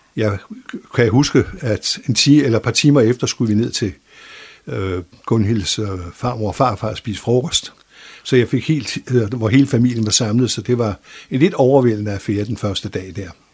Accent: Copenhagen, Capital Region of Denmark, Denmark; accent: Zealandic; moved away as an adult; also born or lived in Bornholm; now in Frederikshavn, Denmark; Jeg er født i København og boet de første 23 år af mit liv i København

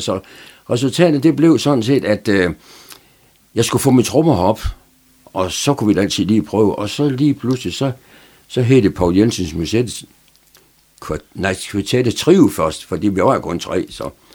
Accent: Aarhus, Central Denmark Region, Denmark; moved away as an adult; also born or lived in Horsens; now in Frederikshavn, Denmark; jeg er født i Horsens, men, men, men det kan jeg slet ikke huske noget som helst om. Så er, er mine forældre, de er de flyttede så hurtigt til Aarhus, så, så min opvækst, den er sådan set i, i Aarhus

